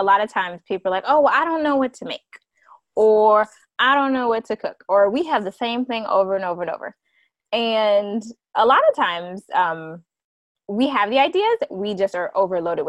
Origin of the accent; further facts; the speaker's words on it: South Carolina, United States; now in Georgia, United States; I'm from South Carolina. I'm in Georgia right now